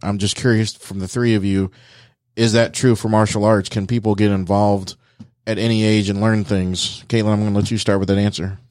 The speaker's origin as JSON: {"language": "English", "town": "Dayton", "region": "Ohio", "country": "United States", "said": "I'm from Dayton"}